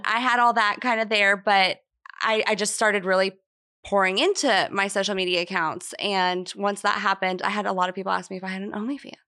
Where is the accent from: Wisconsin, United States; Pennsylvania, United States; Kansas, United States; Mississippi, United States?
Kansas, United States; moved away as an adult; also born or lived in Nashville, Tennessee; now in Tampa, United States; I opened another hair salon in my hometown in Kansas